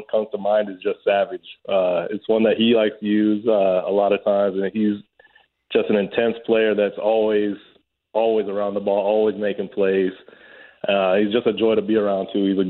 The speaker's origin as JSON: {"language": "English", "town": "Woodinville", "region": "Washington", "country": "United States", "tie": "born or raised there", "also_born_or_lived": "Indiana", "moved": "yes", "said": "I grew up outside of Seattle in a town called Woodinville for the most part, but there was a little bit bouncing around."}